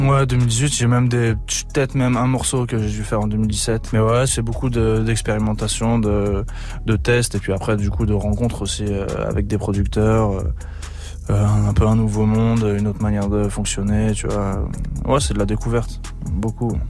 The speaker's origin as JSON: {"language": "French", "town": "Saint-Étienne", "region": "Auvergne-Rhône-Alpes", "country": "France", "tie": "born or raised there", "said": "je suis originaire de Saint-Etienne"}